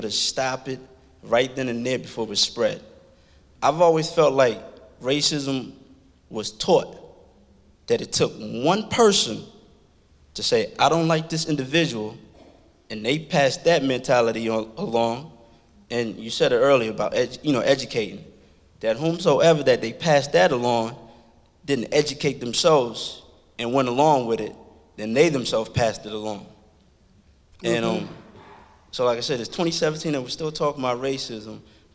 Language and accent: English; Washington, D.C. area, Virginia side, United States; also born or lived in Liberia; I'm originally from Africa, Liberia. I grew up in Washington, D.C. area on the Virginia side